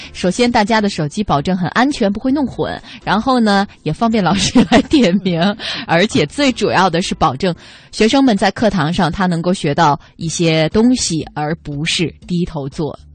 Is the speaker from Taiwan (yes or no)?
no; northern China, China; 因为我是北方人啊